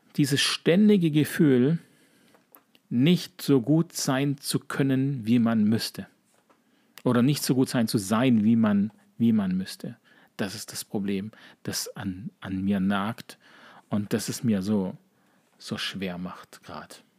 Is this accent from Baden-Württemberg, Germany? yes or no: yes; Sigmaringen, Baden-Württemberg, Germany; accent: leichter Dialekt (Baden-Württemberg); Sigmaringen, wo ich herkomme